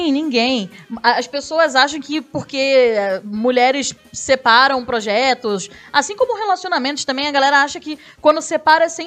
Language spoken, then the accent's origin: Portuguese; Rio de Janeiro, Brazil; minha, minha terra, minha terra, sou carioca.